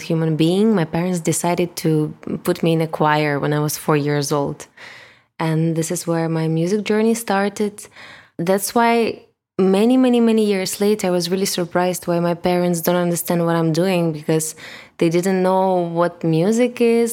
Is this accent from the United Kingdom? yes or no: no; Kyiv, Ukraine; first language Russian; English is a second language; moved away as an adult; now in Lisbon, Portugal; I was born in Kyiv, in Ukraine, and I grew up on this, uh, you know, like, least popular bank of the River Dnipro, which goes in the center